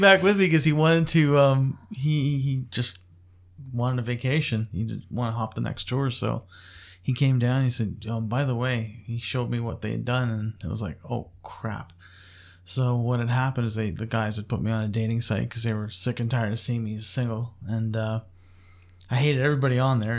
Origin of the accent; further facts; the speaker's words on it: Montreal, Quebec, Canada; moved away; originally I was born in Montreal and, um, lived there for ve-, very many years.